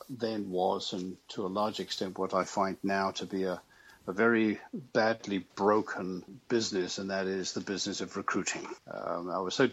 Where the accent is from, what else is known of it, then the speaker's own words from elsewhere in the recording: United Kingdom; moved away as an adult; now in United States; I'm actually British